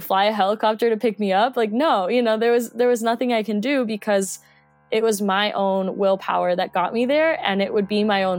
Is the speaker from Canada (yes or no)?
no; Colombia; English is a second language; also born or lived in Mexico; now in Jackson Hole, United States; I'm originally from Colombia and went to school in Mexico, and I'm currently based in Jackson Hole, Wyoming. So I've been all over the place.